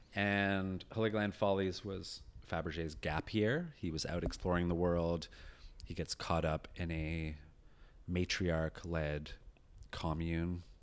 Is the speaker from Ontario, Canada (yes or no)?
no; rural British Columbia, Canada; also born or lived in England; I moved here when I was eight to rural British Columbia